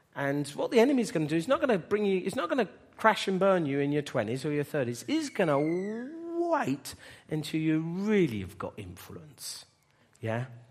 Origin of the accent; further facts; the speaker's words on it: Bedford, East of England, United Kingdom; moved away as an adult; We were gonna move, uh, away from Bedford, which is my hometown.